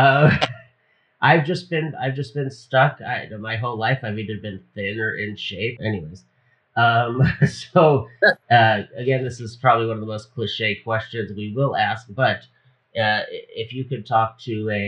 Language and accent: English; Hawaii, United States; I'm from Hawaii